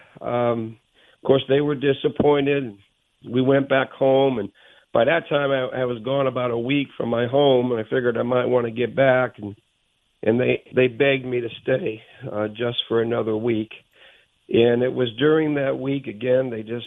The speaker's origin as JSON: {"language": "English", "town": "Bridgeport", "region": "Connecticut", "country": "United States", "tie": "born or raised there", "said": "growing up in Bridgeport, Connecticut with my dad"}